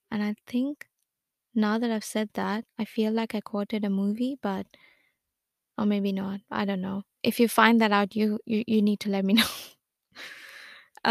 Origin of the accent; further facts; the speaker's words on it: Lucknow, Uttar Pradesh, India; moved away as an adult; now in Melbourne, Australia; I was born and brought up in India. I am from Lucknow.